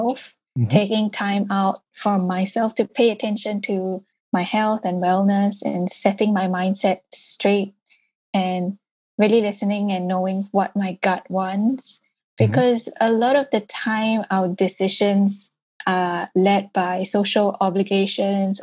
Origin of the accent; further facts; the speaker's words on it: Singapore; I grew up in Singapore, which is an urban city